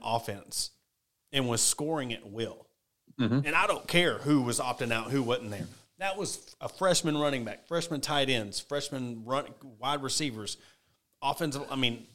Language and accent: English; Ozark, Arkansas, United States; the city of Ozark, my hometown